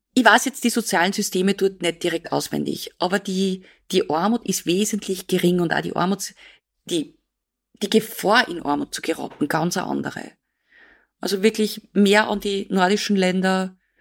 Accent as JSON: {"language": "German", "country": "Austria", "said": "bei uns in Österreich"}